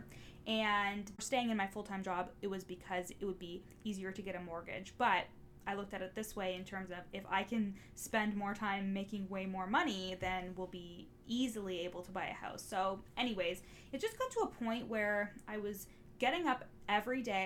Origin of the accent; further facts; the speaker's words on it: Orillia, Ontario, Canada; the police that are in my hometown. It's the Ontario Provincial Police, and the headquarters is actually here in Orillia